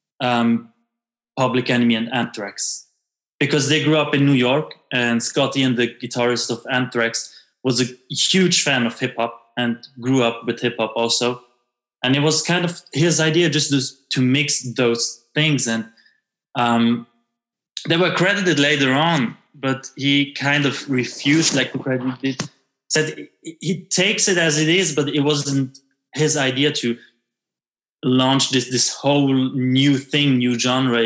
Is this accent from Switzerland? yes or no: yes; Switzerland; me as an half Italian, half French kid growing up in Switzerland